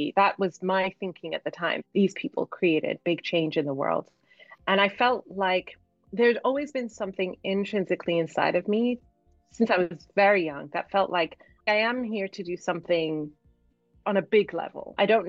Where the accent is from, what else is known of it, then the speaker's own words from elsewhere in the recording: Cardiff, Wales, United Kingdom; Growing up in Cardiff in Wales, I remember being at school and being one of the only Black kids, as well as definitely the only Muslim kid, because my parents sent us to Roman Catholic school.